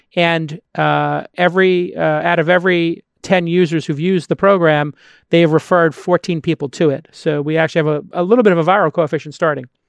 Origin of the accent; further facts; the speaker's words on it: East Coast, United States; now in West Coast, United States; I'm an East Coast boy growing up on the East Coast